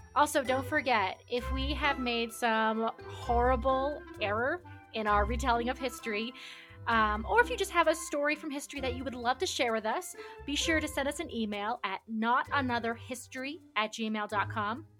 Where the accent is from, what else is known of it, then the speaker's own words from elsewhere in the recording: New England, United States; I am from New England, but I'm still not sure if I pronounce that correctly.